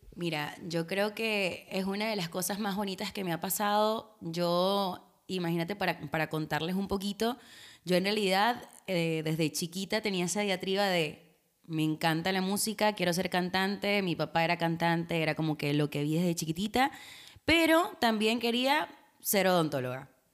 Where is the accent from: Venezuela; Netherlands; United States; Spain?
Venezuela; now in Argentina; como venezolanos, o sea, sabes que nosotros crecimos con el Miss Venezuela